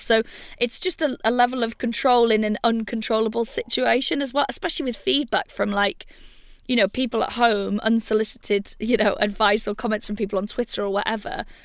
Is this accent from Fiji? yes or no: no; Wales, United Kingdom; I'm from Wales